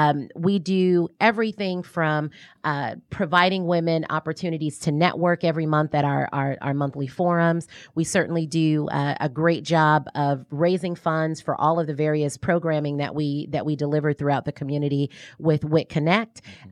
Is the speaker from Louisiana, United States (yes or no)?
yes; New Orleans, Louisiana, United States; now in Atlanta, United States; Long story short, New Orleans.